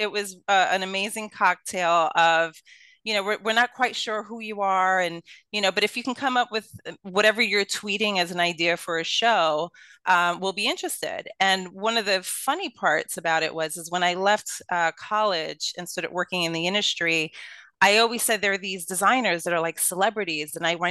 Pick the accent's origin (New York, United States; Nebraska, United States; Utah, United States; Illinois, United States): New York, United States; Brooklyn; accent: Brooklyn; Yeah, well, I am a true Brooklynite. So I was born and raised in Brooklyn, born and raised in Brooklyn Hospital, went to Brooklyn College.